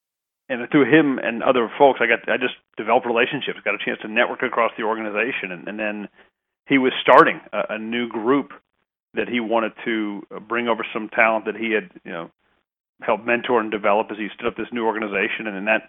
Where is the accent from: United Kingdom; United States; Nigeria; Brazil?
United States; Huntsville, Alabama; born there; also born or lived in Germany; So I was born in Huntsville, Alabama. We lived in Germany, lived pretty much everywhere but the West Coast.